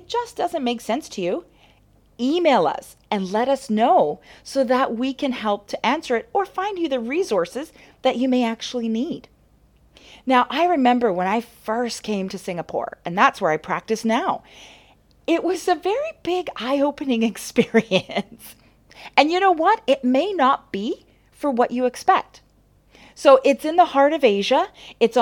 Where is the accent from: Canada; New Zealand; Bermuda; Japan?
Canada; moved away; I'm a Canadian chiropractor